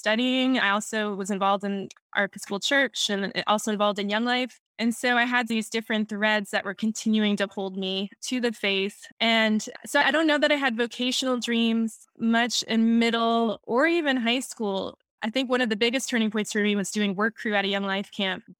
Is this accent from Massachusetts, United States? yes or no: yes; North Shore of Boston, Massachusetts, United States; also born or lived in Stoneham, Massachusetts; I was born in Stoneham, but grew up on the North Shore of Boston, a place that is kind of rural, a little bit suburban